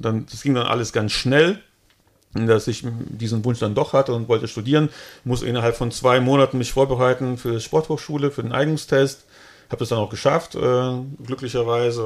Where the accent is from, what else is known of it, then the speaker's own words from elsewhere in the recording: Altenkirchen, Rhineland-Palatinate, Germany; also born or lived in Cologne; zurück in den Westerwald, da wo ich herkomme.